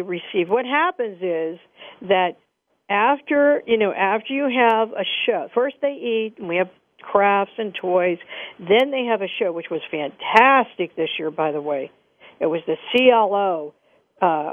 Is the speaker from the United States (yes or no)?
yes; Moon Township, Pennsylvania, United States; I'm from Moon Township